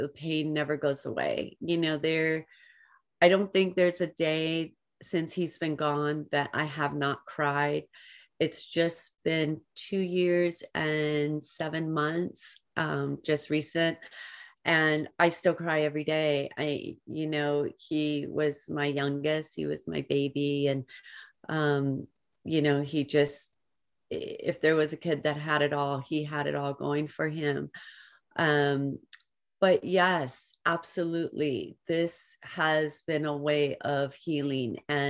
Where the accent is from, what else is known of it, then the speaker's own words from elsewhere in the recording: Hawaii, United States; now in California, United States; And a lot of people in our small town know us because we come from Hawaii, and there's four boys